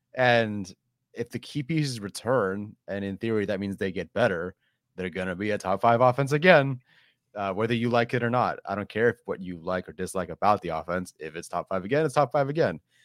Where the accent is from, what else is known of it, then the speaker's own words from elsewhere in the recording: Orange County, California, United States; I grew up in Orange County. I live in Orange County